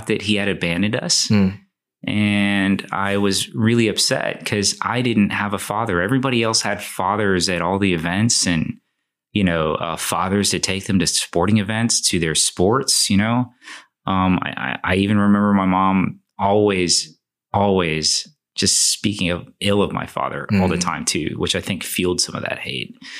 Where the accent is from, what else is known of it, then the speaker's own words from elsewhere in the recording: Houston, Texas, United States; I was born in Houston, Texas, right? To Chinese/Taiwanese citizens that immigrated here. I think they came here to go to university. We grew up in A-Leaf, which is, as of today, a not so nice part of Houston